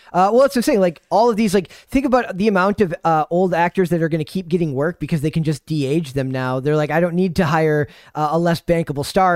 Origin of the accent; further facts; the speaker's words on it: Minnesota, United States; I'm from Minnesota, so people make fun of, uh, stuff I or say that, uh, I don't talk like a Minnesotan